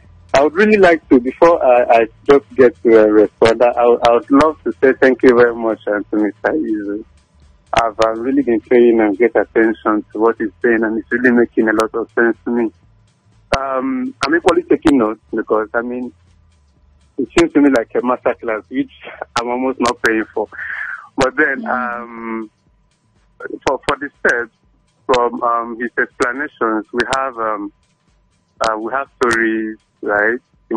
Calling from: Lagos, Nigeria; calling from Aja.

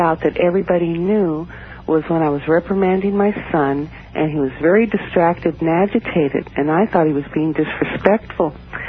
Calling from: Alameda, California, United States; From Alameda, California, outside of San Francisco.

